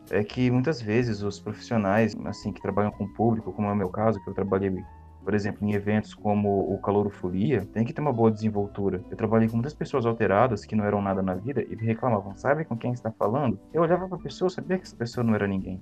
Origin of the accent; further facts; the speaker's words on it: Maringá, Paraná, Brazil; Eu cresci, nasci em Maringá